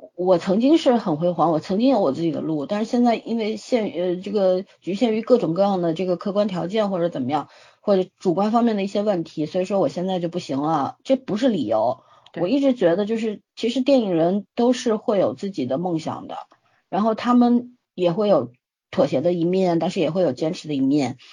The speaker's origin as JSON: {"language": "Chinese", "country": "China", "said": "现在我们大陆人其实跟香港人之间其实是不了解的"}